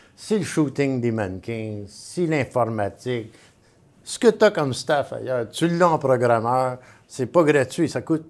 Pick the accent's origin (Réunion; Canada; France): Canada; Montreal, Quebec; moi, je suis un vrai Montréalais